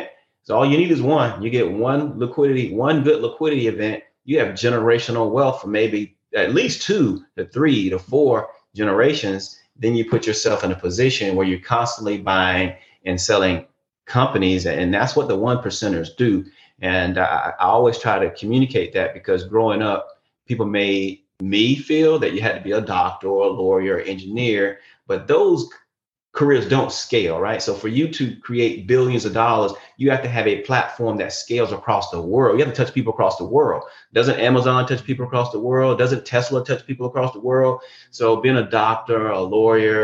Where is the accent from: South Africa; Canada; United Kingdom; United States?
United States; Tampa, Florida; I'm from Tampa Bay, Florida, home of the 2003 Super Bowl champion, Tampa Bay Buccaneers.